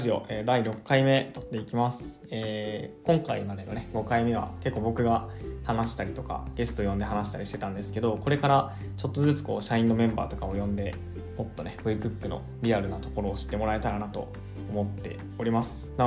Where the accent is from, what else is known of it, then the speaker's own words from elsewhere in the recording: Kansai, Japan; 西出身だったから大阪に来ることがあって、